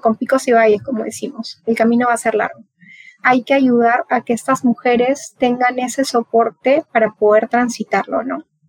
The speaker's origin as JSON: {"language": "Spanish", "region": "Piura", "country": "Peru", "moved": "yes", "lives_now": "Lima, Peru", "said": "yo no soy de acá de Lima, yo vengo de, de Piura, de una ciudad que está ubicada en el norte"}